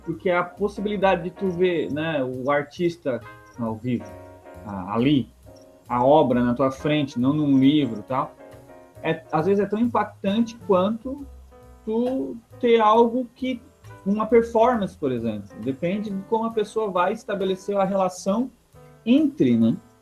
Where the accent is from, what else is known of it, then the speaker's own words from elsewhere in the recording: Criciúma, Santa Catarina, Brazil; eu sou natural de Criciúma e moro aqui também, atualmente